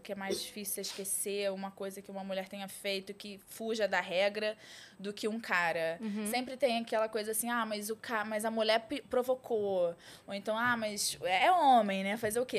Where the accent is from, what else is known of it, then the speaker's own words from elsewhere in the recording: Rio de Janeiro, Brazil; Nascida e criada no Rio de Janeiro